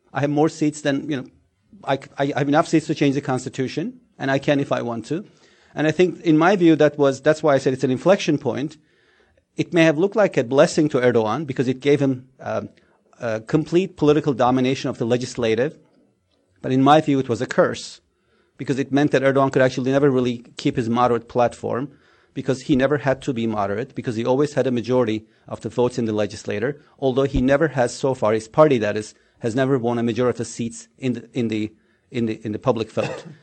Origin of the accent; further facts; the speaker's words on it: Istanbul, Turkey; Because I'm from Istanbul, fish is like religion.